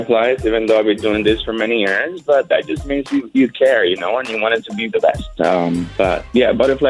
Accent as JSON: {"language": "English", "town": "Miami", "region": "Florida", "country": "United States", "said": "I'm from Miami, so this is a very special moment for me to be able to perform in my city with my community"}